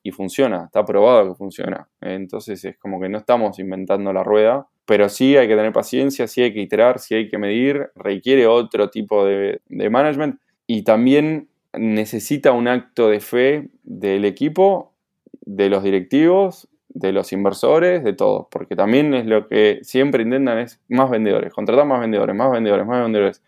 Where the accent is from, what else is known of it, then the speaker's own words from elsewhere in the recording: Buenos Aires, Argentina; moved away as an adult; now in Barcelona, Spain; Soy de Buenos Aires